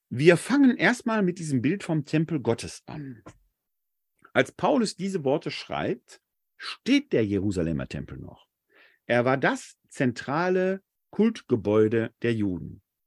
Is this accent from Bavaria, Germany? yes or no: no; Essen, North Rhine-Westphalia, Germany; Ich bin in der Sichtweite der Kruppschen Hochöfen groß geworden in Essen-Altendorf